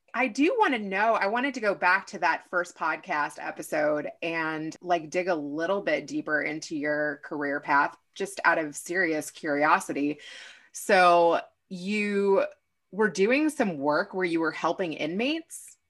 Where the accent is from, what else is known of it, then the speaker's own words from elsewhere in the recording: Kentucky, United States; moved away; I am originally from Kentucky, but my dad is from New York